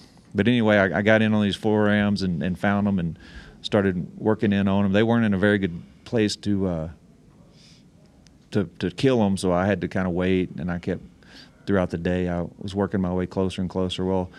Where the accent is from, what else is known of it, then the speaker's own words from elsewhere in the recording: Alaska, United States; I killed that ram 2 years ago in my home state of Alaska.